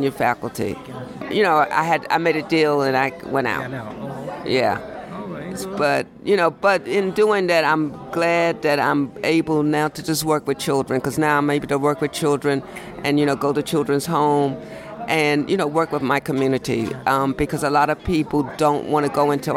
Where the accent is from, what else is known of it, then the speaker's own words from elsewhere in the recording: New York City, New York, United States; I grew up in Brooklyn, working class family, two parents, a father and a mom